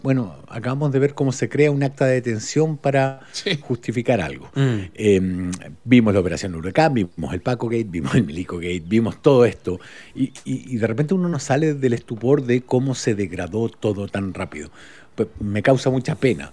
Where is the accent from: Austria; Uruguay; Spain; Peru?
Uruguay; now in Chile; me fui a Uruguay antes de aprender lo que era el fútbol, como, en como el año 72 me fui, de hecho. Nací en el 67, me fui el 72